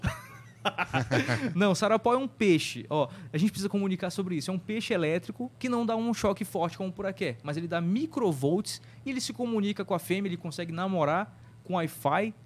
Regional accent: Amazon, Brazil; nós chamamos aqui na Amazônia

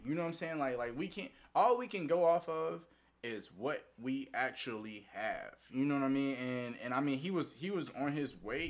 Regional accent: the South, United States; A, because he's a Southerner, and I'm a Southerner

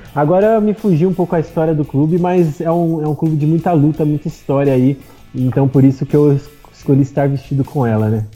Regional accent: Atibaia, São Paulo, Brazil; moved away as an adult; now in São Paulo, Brazil; Eu sou de Atibaia. É uma cidade que fica no interior de São Paulo

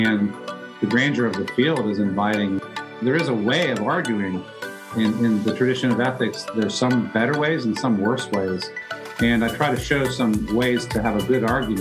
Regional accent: Northern Virginia, United States; also born or lived in Germany / New York; now in Atlanta, United States; raised in Northern Virginia

